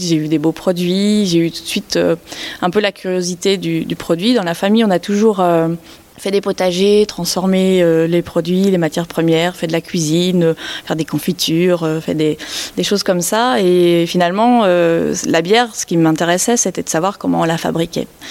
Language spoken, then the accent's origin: French; Belgium; now in France; je suis née en Belgique, j'ai grandi en Belgique